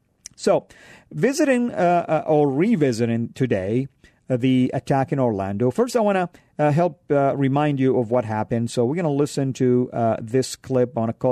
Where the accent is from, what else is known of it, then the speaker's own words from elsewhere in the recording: Saudi Arabia; as a Muslim myself back then and now a follower of Christ, growing up in Saudi